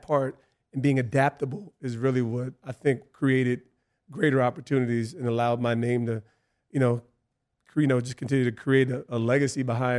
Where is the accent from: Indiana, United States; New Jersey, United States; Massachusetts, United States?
New Jersey, United States; East Orange; I came from East Orange, and a lot more gritty, a lot more, urban.